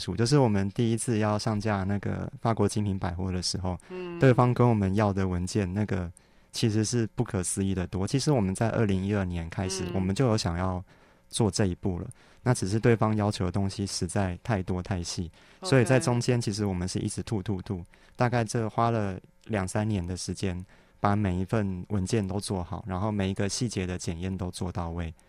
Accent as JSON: {"language": "Chinese", "region": "Kaohsiung", "country": "Taiwan", "also_born_or_lived": "Taipei", "moved": "yes", "said": "对，我是高雄人。"}